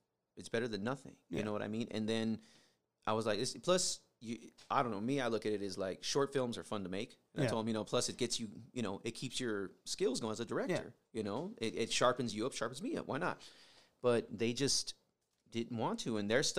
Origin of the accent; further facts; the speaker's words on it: Las Vegas, Nevada, United States; also born or lived in San Diego, California; I grew up in Vegas.